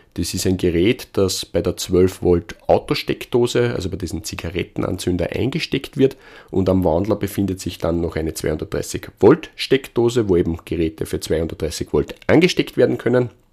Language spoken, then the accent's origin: German; Austria; Bei uns in Österreich